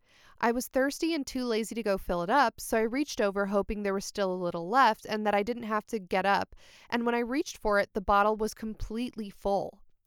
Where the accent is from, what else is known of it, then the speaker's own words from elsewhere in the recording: Canada; I'm from Canada, and there was a lot of snow on the ground.